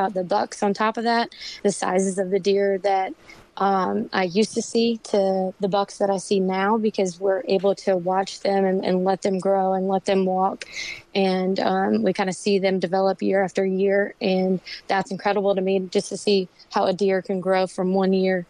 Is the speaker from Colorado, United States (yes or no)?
no; Fredericksburg, Virginia, United States; moved away as an adult; I actually was born and raised in Fredericksburg, Virginia, and I just recently moved here with my boyfriend about a year ago now